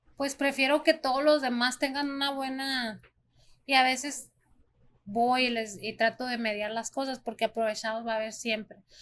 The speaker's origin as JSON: {"language": "Spanish", "country": "Mexico", "tie": "born or raised there", "also_born_or_lived": "Arizona, United States", "moved": "yes", "lives_now": "United States", "said": "yo nací en Arizona, entonces también es mi país, pero pues yo soy más mexicana porque me crié allá"}